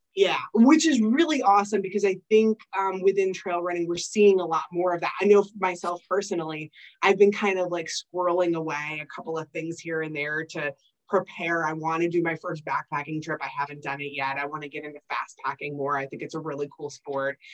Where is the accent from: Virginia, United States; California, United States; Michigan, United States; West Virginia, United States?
Michigan, United States; moved away; I don't have any family here. I'm originally from Michigan